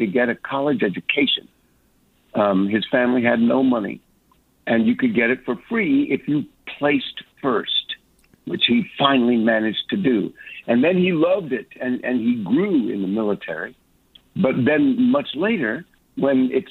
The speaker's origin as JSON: {"language": "English", "town": "Los Angeles", "region": "California", "country": "United States", "tie": "born or raised there", "said": "I was born in Los Angeles"}